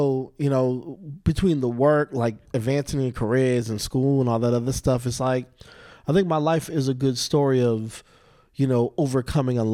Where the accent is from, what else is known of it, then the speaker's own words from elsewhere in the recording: Boston, Massachusetts, United States; I'm not from Mark Wahlberg, Boston. I'm from …, Boston